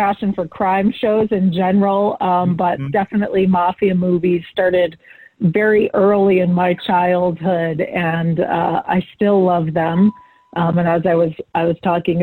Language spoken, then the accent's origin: English; Boston, Massachusetts, United States; I'm from Boston